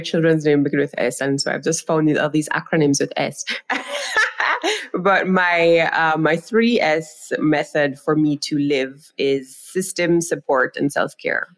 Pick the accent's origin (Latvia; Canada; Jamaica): Jamaica; I am from Jamaica. That's the island that I am speaking to you all from